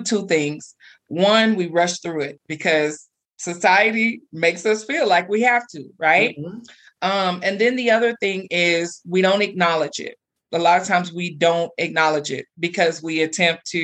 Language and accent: English; Texas, United States; now in Colorado, United States; I'm from Texas